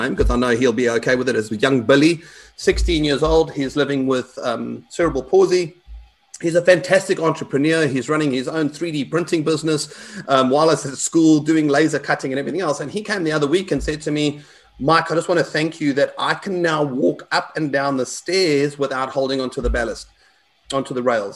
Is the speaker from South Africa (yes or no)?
yes; South Africa; I'm South African